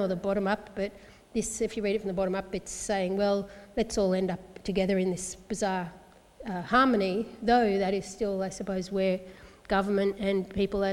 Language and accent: English; Melbourne, Victoria, Australia; also born or lived in St Kilda / Tasmania; now in Hobart, Australia; I grew up in Melbourne as a kid. I was born in St Kilda